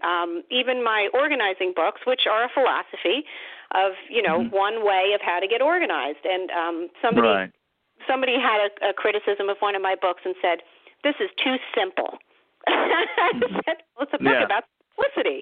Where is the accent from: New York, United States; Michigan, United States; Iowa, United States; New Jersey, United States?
New Jersey, United States; my home state